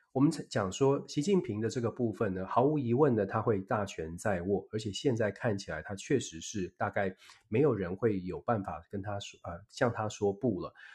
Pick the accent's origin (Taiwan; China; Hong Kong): Taiwan; 我们台湾人自己